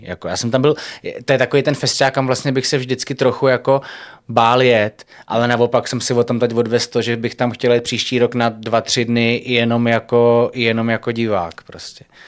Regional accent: Prague, Czechia; jako Pražák

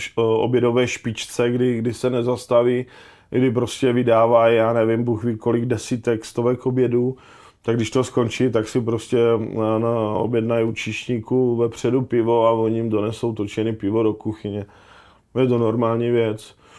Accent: Ostrava, Moravian-Silesian Region, Czechia; já jsem prostě kluk z Ostravy

